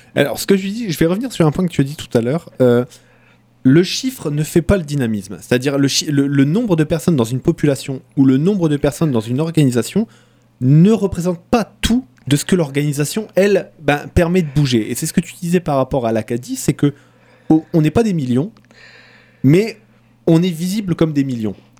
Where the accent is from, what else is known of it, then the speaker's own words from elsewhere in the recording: Lens, Hauts-de-France, France; moved away; moi, je viens du, nord de la France, à côté de Lens